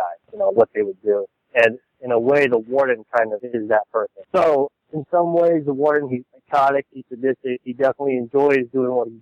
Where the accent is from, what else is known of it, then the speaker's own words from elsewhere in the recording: New York, United States; moved away; I'm originally from New York, so 9/11 was like a huge event in my life. I was a senior in high school at the time